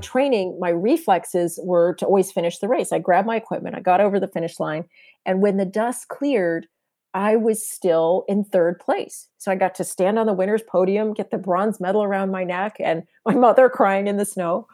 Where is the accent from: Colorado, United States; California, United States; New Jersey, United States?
California, United States; San Diego; moved away; I grew up in San Diego